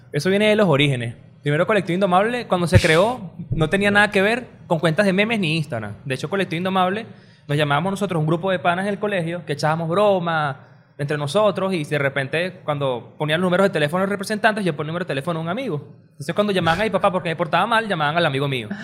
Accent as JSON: {"language": "Spanish", "town": "Caracas", "region": "Capital District", "country": "Venezuela", "said": "todo el mundo dice aquí en Caracas."}